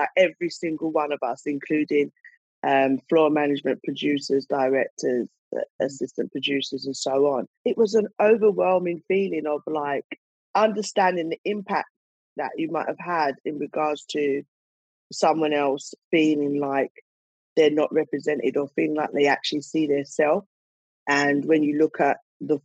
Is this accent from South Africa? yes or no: no; United Kingdom; we're British black women